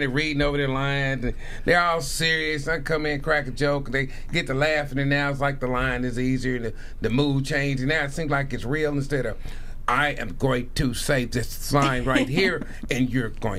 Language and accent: English; Indianapolis, Indiana, United States; I'm from Indianapolis